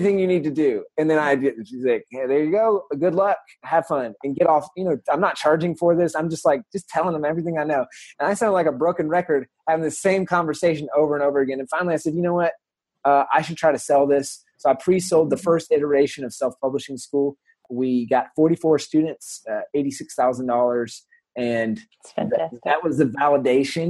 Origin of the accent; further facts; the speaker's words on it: the South, United States; I'm from the South.